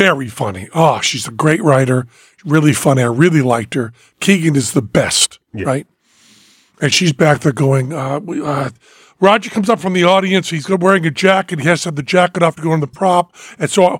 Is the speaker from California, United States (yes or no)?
no; Massachusetts, United States; moved away; I'm from Massachusetts